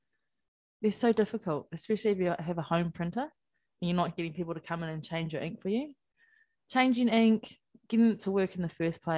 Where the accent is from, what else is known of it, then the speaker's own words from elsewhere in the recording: Hawke's Bay, New Zealand; moved away as an adult; now in Wellington, New Zealand; I grew up in Hawke's Bay and I lived there till I was 21, and I moved to Wellington and I haven't left since